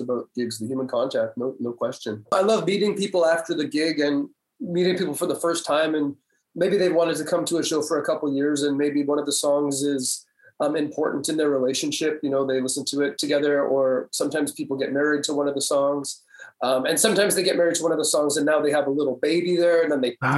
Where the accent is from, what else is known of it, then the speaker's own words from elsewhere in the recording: Comox Valley, Vancouver Island, British Columbia, Canada; moved away; also born or lived in Montreal; I grew up on Vancouver Island. That's right, in the Comox Valley